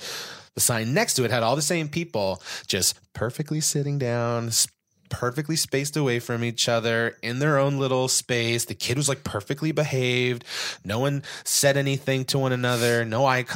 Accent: United States; we're American

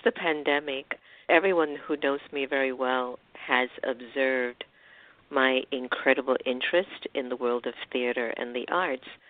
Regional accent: United States; my heritage being half Indian and half African Caribbean and being raised in the United States

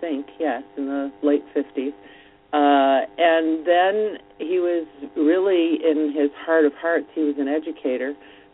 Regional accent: Missoula, Montana, United States; born there; also born or lived in Ann Arbor, Michigan / Florida / New Jersey; now in New York, United States; And I was born in Missoula, Montana. You know, there are about maybe 10 other people who were born there.

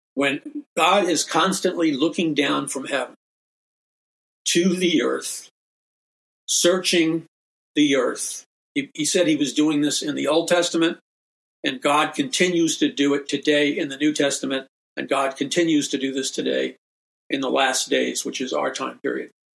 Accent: New York City, New York, United States; I grew up in New York City, taking the subways, being in an urban environment

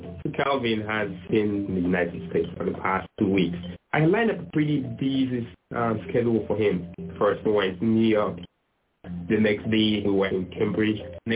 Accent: Sierra Leone; I'm from Sierra Leone. I'm a PhD student at the MIT Media Lab, where we have unlimited creative freedom.

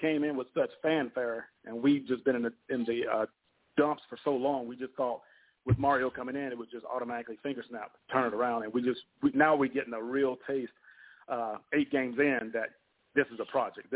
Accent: North Carolina, United States; I'm up here in North Carolina. I'm from North Carolina

